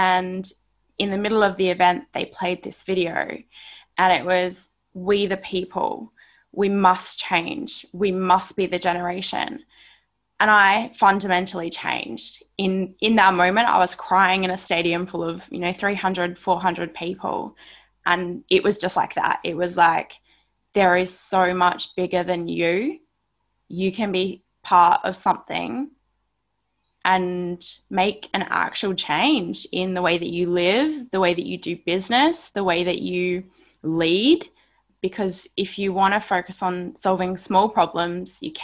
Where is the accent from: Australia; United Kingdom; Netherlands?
Australia; Barossa Valley, South Australia; moved away as an adult; now in Sydney, Australia; I'm a country kid. I grew up in Barossa Valley, South Australia.